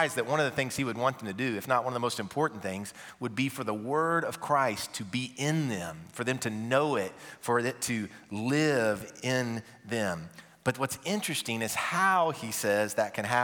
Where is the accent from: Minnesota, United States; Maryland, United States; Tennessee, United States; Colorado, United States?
Tennessee, United States; Nashville; also born or lived in Mount Juliet; I'm from Nashville